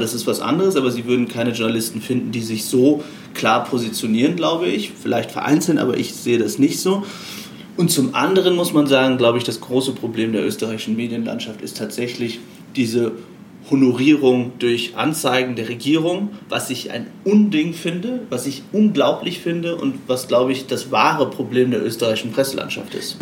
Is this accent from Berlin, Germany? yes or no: no; Aurich, Lower Saxony, Germany; moved away as an adult; Ich bin geboren in Ostfriesland, in Aurich, einem kleinen Ort in Norddeutschland, und habe dort für die Emder Zeitung gearbeitet